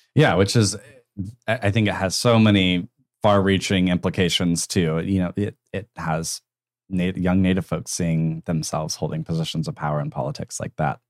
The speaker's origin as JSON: {"language": "English", "town": "Tulsa", "region": "Oklahoma", "country": "United States", "tie": "born or raised there", "moved": "as an adult", "said": "moving back to my hometown after college"}